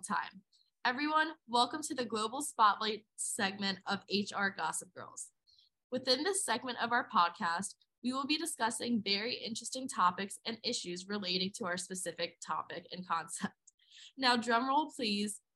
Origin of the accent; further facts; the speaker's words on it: West Chester, Pennsylvania, United States; I'm from Westchester, Pennsylvania, an area I usually refer to as outside of Philly.